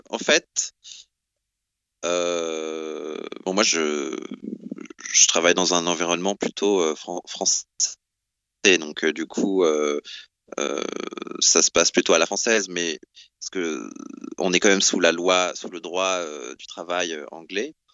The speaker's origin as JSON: {"language": "French", "region": "south of France", "country": "France", "lives_now": "London, United Kingdom", "said": "Moi, je suis du Sud, je suis, euh, euh, comment dire, j'exprime mes émotions, je suis plutôt cash."}